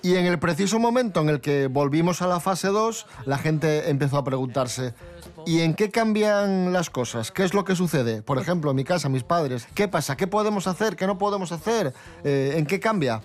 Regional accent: Asturias, Spain; la gente de mi tierra. Música asturiana

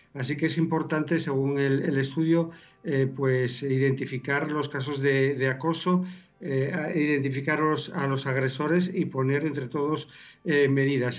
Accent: Lugones, Asturias, Spain; soy de Lugones

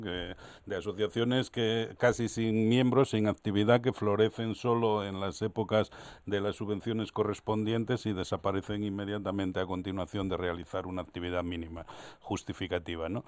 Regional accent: Gijón, Asturias, Spain; yo soy un gijonés nacido aquí

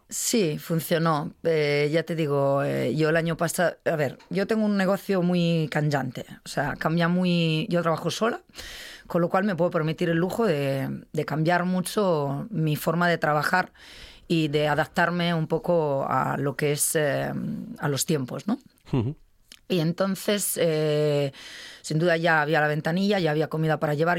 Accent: Milan, Lombardy, Italy; Spanish is a second language; moved away as an adult; also born or lived in Madrid, Spain; now in Spain; nunca más volví a Milán que es mi ciudad natal

